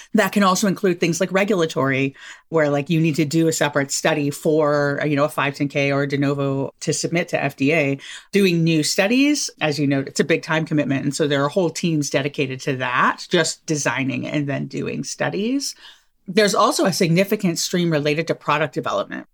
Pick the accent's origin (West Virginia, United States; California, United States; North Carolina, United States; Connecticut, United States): California, United States; Southern; where I grew up in Southern California